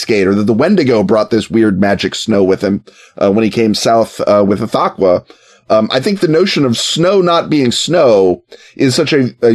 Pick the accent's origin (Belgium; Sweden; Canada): Canada; now in Chicago, United States; as a Canadian and a Chicagoan